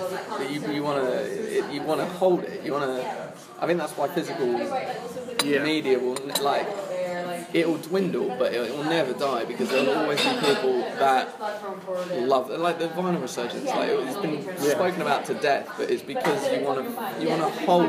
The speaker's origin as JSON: {"language": "English", "area": "New Forest area, near Southampton", "region": "South East England", "country": "United Kingdom", "tie": "born or raised there", "also_born_or_lived": "Essex", "moved": "as an adult", "lives_now": "London, United Kingdom", "said": "I was born in Essex. Right. But my family moved down when I was like four to like the New Forest area, which is kind of like... Like just south of Southampton, like the waterside area."}